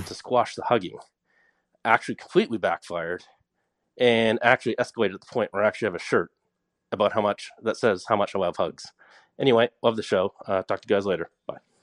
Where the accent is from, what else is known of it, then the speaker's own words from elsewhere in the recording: Nova Scotia, Canada; I'm from Nova Scotia